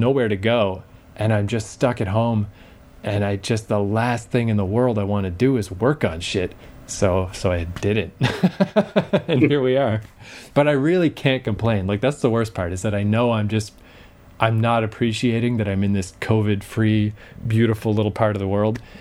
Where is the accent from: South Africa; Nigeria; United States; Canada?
Canada; Fredericton, New Brunswick; we're both obviously from Fredericton, New Brunswick, which is just this tiny little city in a tiny little province in Canada.